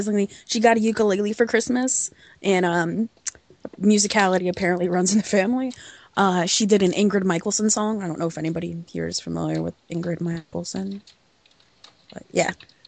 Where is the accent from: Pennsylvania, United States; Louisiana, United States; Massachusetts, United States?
Pennsylvania, United States; Philadelphia; I'm from the Philadelphia area